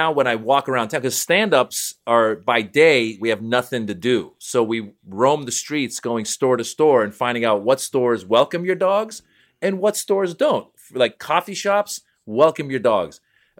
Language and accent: English; Iran; moved away; I was born in Iran.